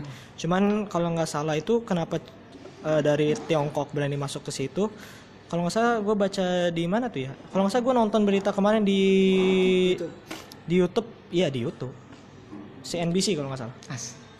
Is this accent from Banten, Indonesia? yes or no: yes; Tangerang, Banten, Indonesia; saya warga Ciledug